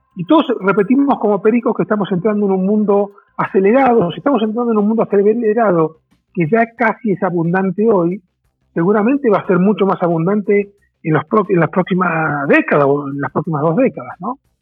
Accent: Argentina; moved away as an adult; also born or lived in Brazil; now in Mexico; Yo soy argentino, hace 17 años que en México.

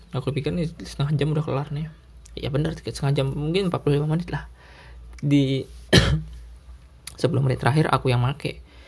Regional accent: Sumatra, Indonesia; now in Java, Indonesia; di Sumatera waduh 30 meter aja masih banyak garam gitu loh di rumah aku

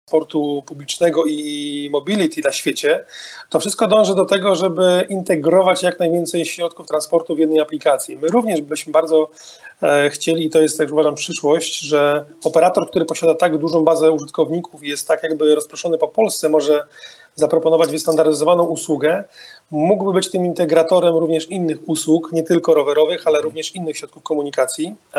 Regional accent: Wrocław, Lower Silesian Voivodeship, Poland; pochodzę z tego miasta

